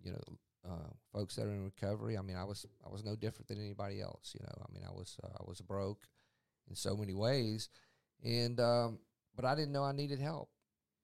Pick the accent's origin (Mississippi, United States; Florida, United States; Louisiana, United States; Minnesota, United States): Mississippi, United States; Mississippi Gulf Coast, United States; also born or lived in Yazoo City, Mississippi; I grew up here in Mississippi. I grew up on the Mississippi Gulf Coast